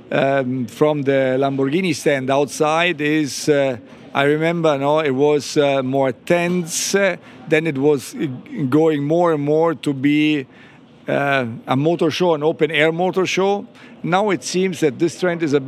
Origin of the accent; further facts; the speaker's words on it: Italy; Growing up in Italy, it was all about motorbikes